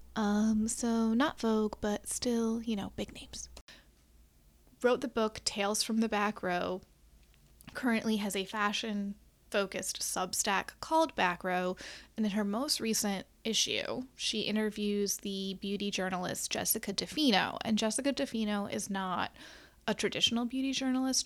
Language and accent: English; Midwest, United States; now in Chicago, United States; as a Midwesterner, a born and bred middle of the country gal